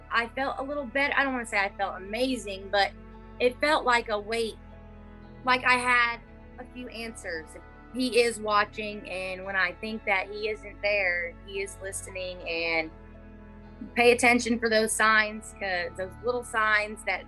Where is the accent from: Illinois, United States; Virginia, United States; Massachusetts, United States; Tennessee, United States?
Tennessee, United States; I'm from Tennessee